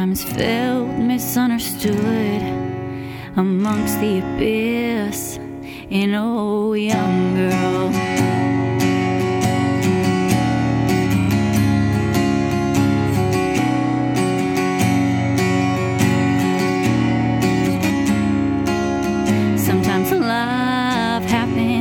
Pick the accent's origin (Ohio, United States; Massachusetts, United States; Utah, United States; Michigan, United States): Massachusetts, United States; South Shore; I will be in my hometown at Brack's Grill and Tap on July 8th